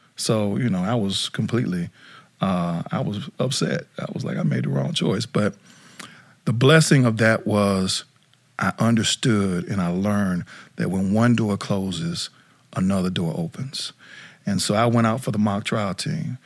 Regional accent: South Dakota, United States; now in Atlanta, United States; I grew up in South Dakota

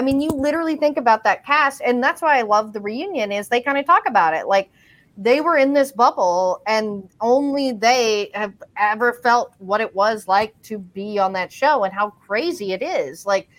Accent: Tyler, Texas, United States; my hometown where I'm still at in Tyler, Texas, like, which most people have never heard of. It's actually not that small

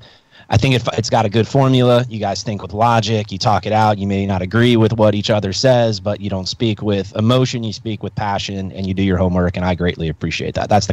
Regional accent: Philadelphia, Pennsylvania, United States; I'm from Philly, too.

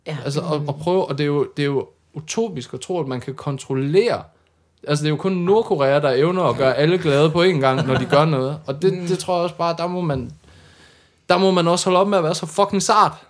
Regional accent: Denmark; jeg er fra Jylland

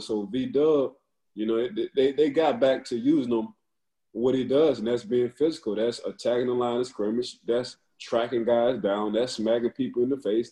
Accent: New Orleans, Louisiana, United States; I was born in the city, but I'm a country. I'm a country guy

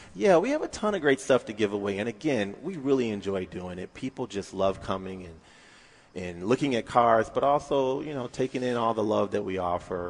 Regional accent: North Carolina, United States; now in Michigan, United States; I'm originally from North Carolina

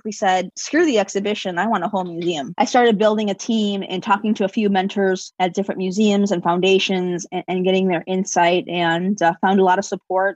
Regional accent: Chicago, Illinois, United States; I'm born and raised in Chicago.

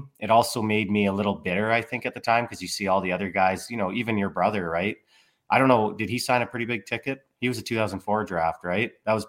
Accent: Lethbridge, Alberta, Canada; born or raised there

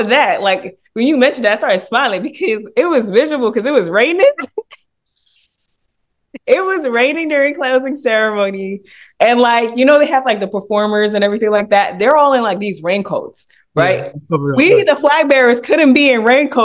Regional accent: United States; I'm American

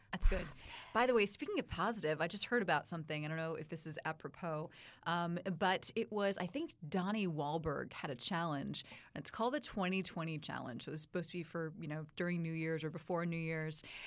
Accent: Palo Alto, California, United States; grew up in Palo Alto, Silicon Valley.

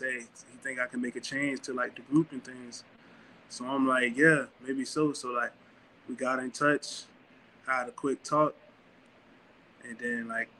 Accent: near Orlando, Central Florida, United States; moved away as an adult; also born or lived in Dodge City, Kansas; now in Jackson, United States; Yeah, I'm from Florida, Central Florida, Denver, Florida, you know, like 4 to 5 minutes out from Orlando or something like that.

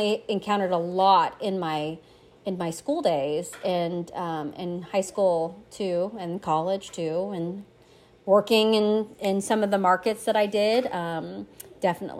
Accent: Missouri, United States; also born or lived in Korea; now in St. Louis, United States; I grew up in Missouri. I came here from Korea when I was 6 months old. And so I grew up on the other side of the state. I grew up near Kansas City

